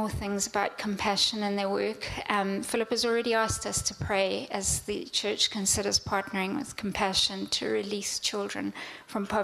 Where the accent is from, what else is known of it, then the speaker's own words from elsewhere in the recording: Zimbabwe; moved away; Growing up in Africa